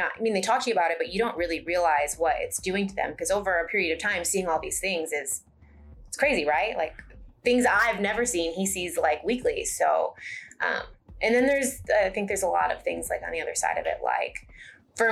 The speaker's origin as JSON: {"language": "English", "region": "Michigan", "country": "United States", "moved": "yes", "lives_now": "Forney, United States", "said": "I'm from Michigan"}